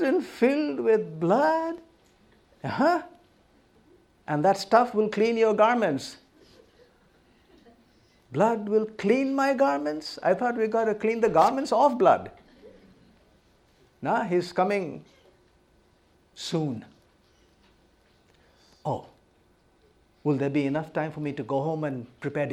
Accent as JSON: {"language": "English", "country": "India", "tie": "born or raised there", "said": "born and brought up in India, land of tremendous diversity."}